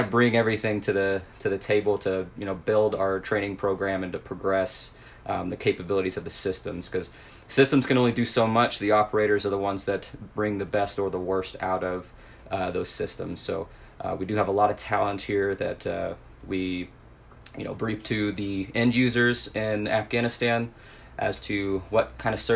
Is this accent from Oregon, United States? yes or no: yes; a small town in Oregon, United States; now in Snohomish, United States; I come from a small town in Oregon. I currently live in Snohomish, Washington.